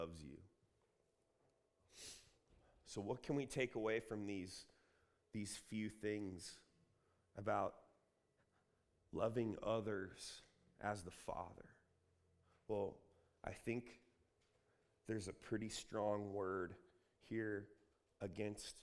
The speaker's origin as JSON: {"language": "English", "town": "Columbus", "region": "Ohio", "country": "United States", "also_born_or_lived": "Redding, California", "moved": "as an adult", "lives_now": "California, United States", "said": "I'm from Columbus"}